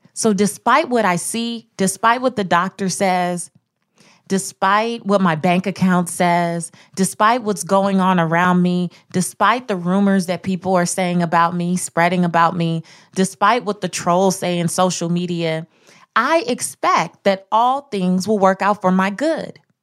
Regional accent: Los Angeles, California, United States; I grew up in South Central Los Angeles

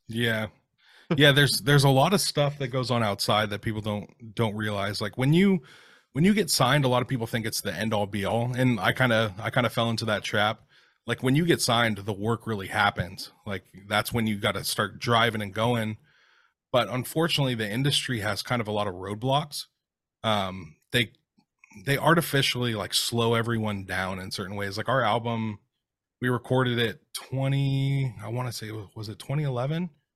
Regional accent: Seattle, Washington, United States; during the time I was growing up in the Seattle scene

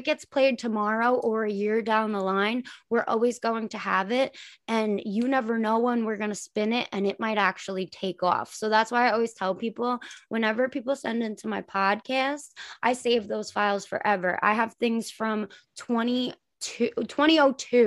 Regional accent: Long Island, New York, United States; we're from Long Island

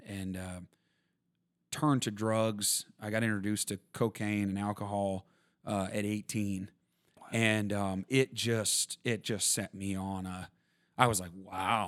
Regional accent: Vermont, United States; Yeah, I grew up in Vermont and on a dairy farm

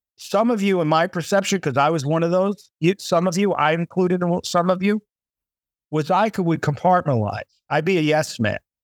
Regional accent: United States; moved away; I'm an American

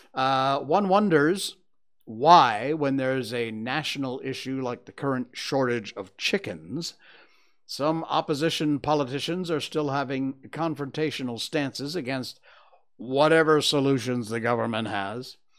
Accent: United States; now in Malaysia; I'm American, so I say flour

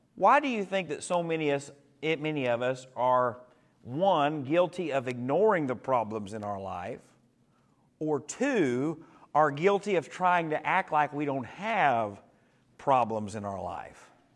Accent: Dahlgren, United States; I grew up in Dahlgren

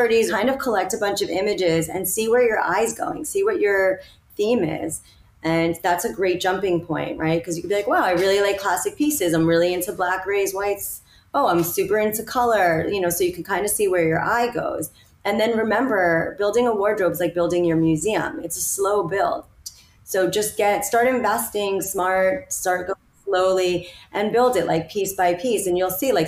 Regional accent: New York, United States; also born or lived in Miami / London; I'm a New Yorker

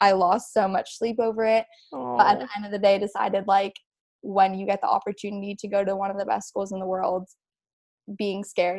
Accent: California, United States; Yes. Yes. I grew up in California.

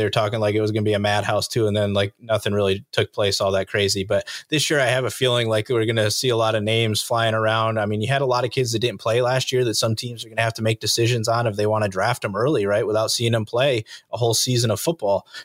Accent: Fillmore, New York, United States; moved away as an adult; I grew up in Fillmore.

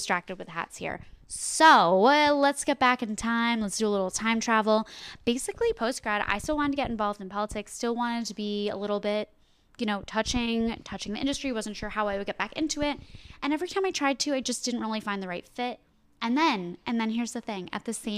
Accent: New Jersey, United States; moved away as an adult; also born or lived in Pennsylvania; I'm from New Jersey originally

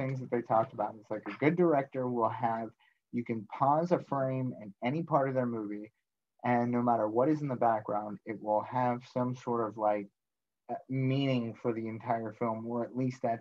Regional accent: Pittsburgh, Pennsylvania, United States; we are from Pittsburgh

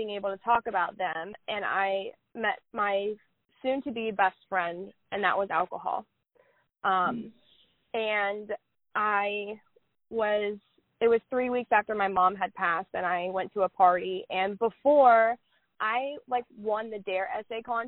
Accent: Oklahoma, United States; I am from Oklahoma

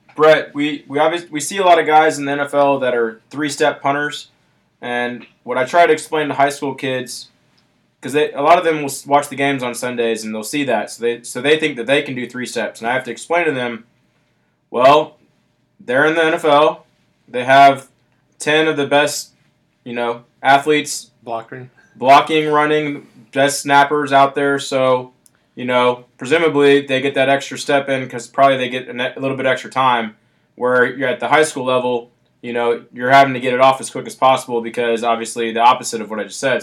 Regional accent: Alabama, United States; I'm from Alabama

